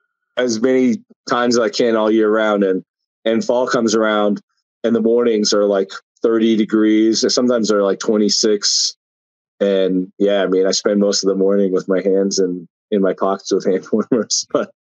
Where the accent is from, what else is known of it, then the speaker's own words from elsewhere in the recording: United States; moved away; I'm from Eastern Montana, Western North Dakota, where it'll start snowing in like October and it won't melt until Memorial Day.